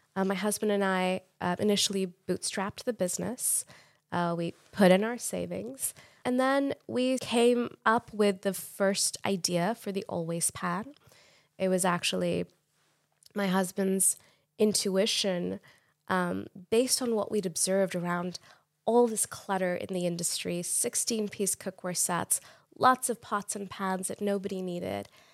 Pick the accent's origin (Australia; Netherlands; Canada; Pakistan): Pakistan; moved away as an adult; now in United States; I grew up in Pakistan